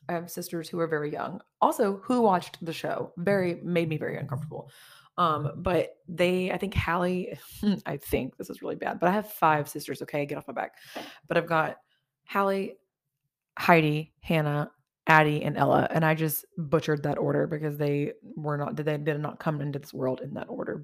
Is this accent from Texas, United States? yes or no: yes; Orange, Texas, United States; moved away as an adult; also born or lived in Beaumont, Texas; now in Montgomery County, Texas, United States; I'm really from Orange